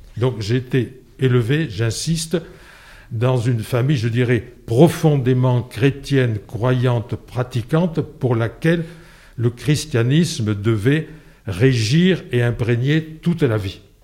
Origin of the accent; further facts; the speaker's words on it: Landes, Nouvelle-Aquitaine, France; also born or lived in Lourdes; j'ai vécu dans les Landes, si bien que je peux dire que mon milieu géographique d'enfance, ce sont les Landes.